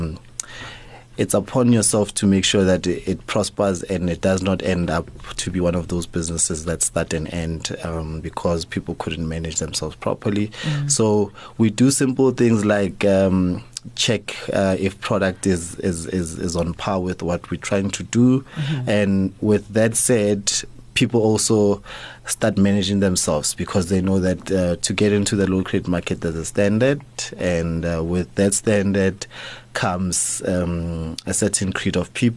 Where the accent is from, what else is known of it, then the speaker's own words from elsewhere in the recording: Soweto, Gauteng, South Africa; We grew up in Soweto